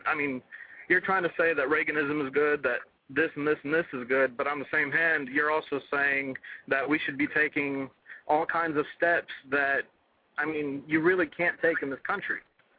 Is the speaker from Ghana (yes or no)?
no; Russia; also born or lived in Israel; now in United States; I've lived all over the world. I'm from Russia originally.